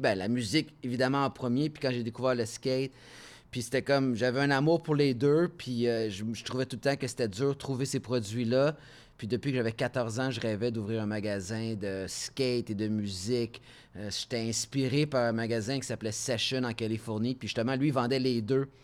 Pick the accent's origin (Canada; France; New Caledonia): Canada; Montreal, Quebec; accent: petit accent français; also born or lived in Laval; je suis fier de Montréal, je suis fier d'être un Français canadien